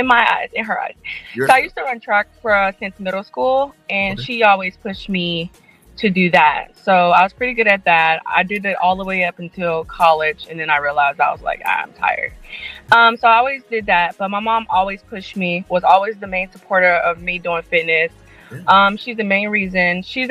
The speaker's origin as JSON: {"language": "English", "region": "Florida", "country": "United States", "moved": "as an adult", "lives_now": "Hawaii, United States", "said": "I'm from Florida"}